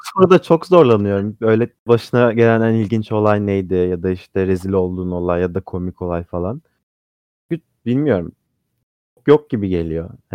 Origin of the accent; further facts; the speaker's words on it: Samsun, Turkey; moved away; Ben Samsunluyum.